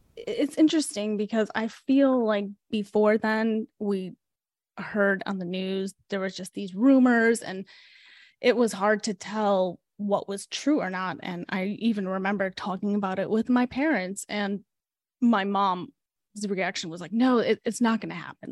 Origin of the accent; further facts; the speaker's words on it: Chicago, Illinois, United States; also born or lived in Ukraine; And we moved to Chicago, and that's where we grew up